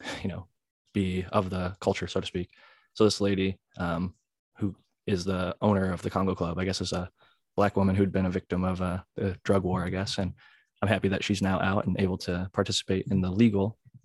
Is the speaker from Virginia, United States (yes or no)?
no; Ohio, United States; moved away as an adult; now in California, United States; when I was growing up in Ohio